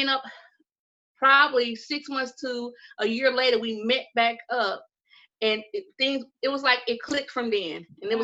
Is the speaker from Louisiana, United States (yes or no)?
no; Mississippi, United States; I'm from the good old southern state of Mississippi